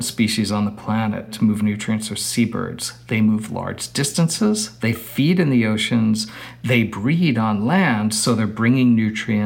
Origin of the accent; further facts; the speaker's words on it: New York City, New York, United States; moved away; I grew up in New York City.